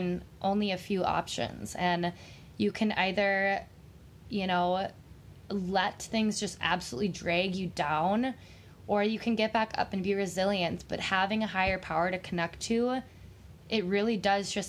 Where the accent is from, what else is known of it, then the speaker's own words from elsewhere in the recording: Minnesota, United States; I am from Minnesota